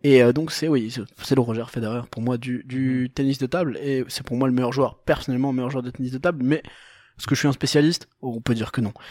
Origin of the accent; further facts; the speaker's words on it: Portugal; Moi, en tant que portugais